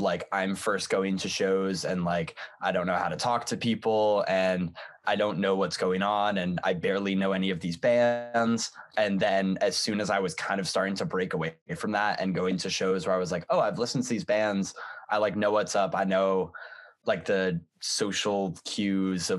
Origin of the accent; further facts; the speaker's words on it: Northampton, Massachusetts, United States; I'm from Northampton, Massachusetts